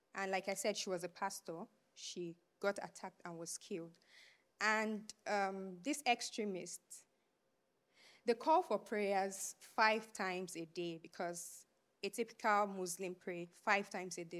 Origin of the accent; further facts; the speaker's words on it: Abuja, Federal Capital Territory, Nigeria; moved away; I was born and raised in Abuja, which is the, um, capital of Nigeria